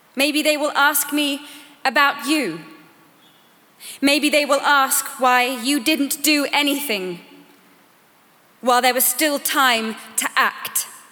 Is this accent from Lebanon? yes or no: no; Sweden; I am 15 years old. I am from Sweden.